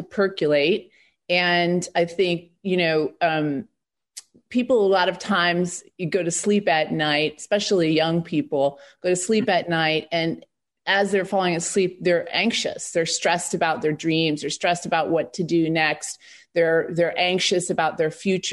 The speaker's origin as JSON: {"language": "English", "region": "Michigan", "country": "United States", "also_born_or_lived": "New York", "moved": "yes", "said": "I came from Michigan"}